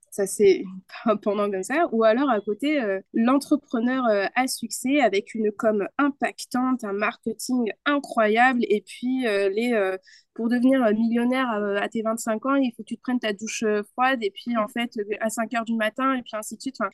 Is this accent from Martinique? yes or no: no; Spain; first language Spanish; French is a second language; je suis espagnole